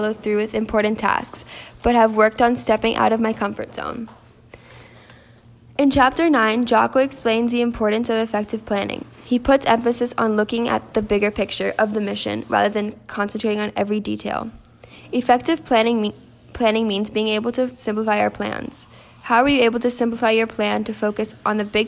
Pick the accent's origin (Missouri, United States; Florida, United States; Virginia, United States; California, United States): Florida, United States; Naples; now in Miami, United States; I was born in Naples, Florida, but I currently live in Miami